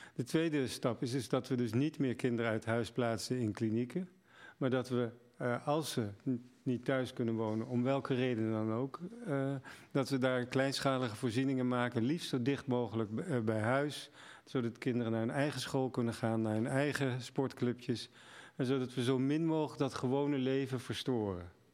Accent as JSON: {"language": "Dutch", "country": "Netherlands", "said": "als Nederlanders"}